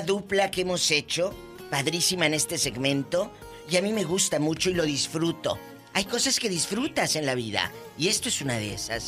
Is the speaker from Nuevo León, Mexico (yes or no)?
no; Matamoros, Tamaulipas, Mexico; mi tierra, de Matamoros